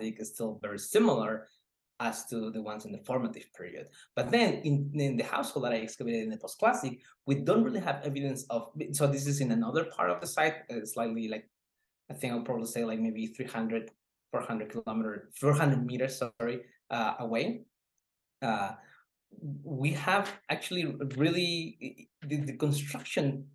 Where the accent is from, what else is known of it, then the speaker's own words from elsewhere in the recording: Oaxaca, Mexico; moved away; I'm originally from Oaxaca, but I live half of my life in a very same similar area as the one that I was working on